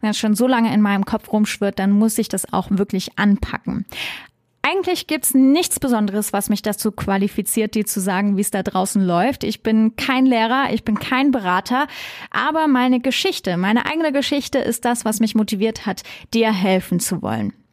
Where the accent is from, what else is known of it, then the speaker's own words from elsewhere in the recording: Trier, Rhineland-Palatinate, Germany; born there; also born or lived in Stuttgart area; Ich bin in Trier geboren. Superschöne Stadt. Liebe ich. Ich bin halb Französin, auch ein super cooles Land. Ich habe dann im Schworbeländle Abitur gemacht. Das war ganz schön hart, von Trier äh, in die Nähe von Stuttgart zu ziehen.